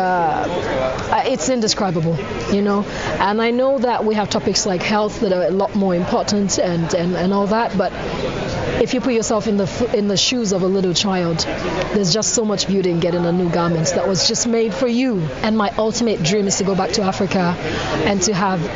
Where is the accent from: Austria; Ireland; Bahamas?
Austria; also born or lived in Nigeria; I come from Austria, so I identify as Austrian and as Nigerian.